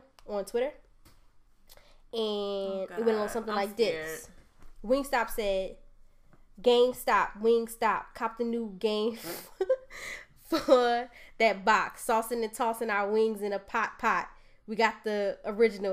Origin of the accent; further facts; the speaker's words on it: Bloomfield, United States; I'm from Bloomfield